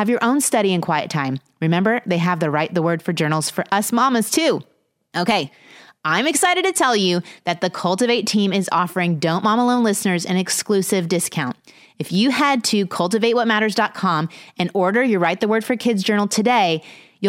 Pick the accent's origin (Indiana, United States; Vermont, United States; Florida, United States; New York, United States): Indiana, United States; Carmel; now in Texas, United States; I was from Carmel, Indiana